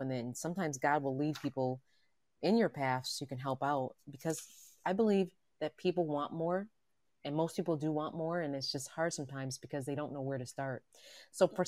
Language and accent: English; New York City, New York, United States; I'm, I'm from Manhattan and from New York.